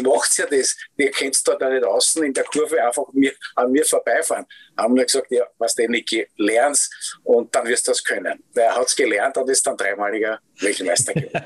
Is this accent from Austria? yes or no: yes; Austria; wo wir als Österreicher ja bekannt dafür waren